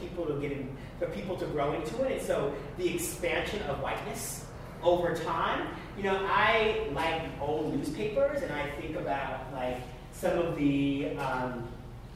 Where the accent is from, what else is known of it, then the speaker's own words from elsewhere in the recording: Long Island, New York, United States; I grew up on Long Island